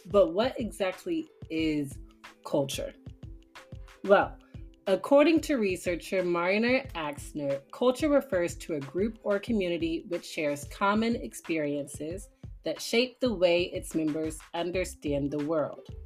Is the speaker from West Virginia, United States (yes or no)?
no; Tulsa, Oklahoma, United States; born there; also born or lived in Washington D.C. / Houston, United States; So, my background, I was born in Tulsa, Oklahoma, so I have some Midwestern influence. I moved to Washington, D.C., so I have that Northeast big city influence. Then I moved to Houston, Texas, where I have that down south big city influence.